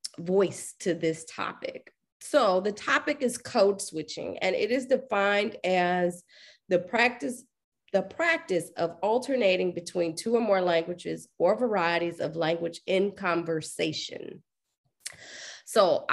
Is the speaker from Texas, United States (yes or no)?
yes; Dallas, Texas, United States; also born or lived in Atlanta; I'm an Oak Cliff girl, straight up and down. I'm from Dallas